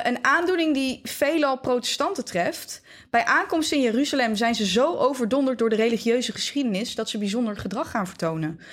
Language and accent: Dutch; Netherlands; wij als Nederlanders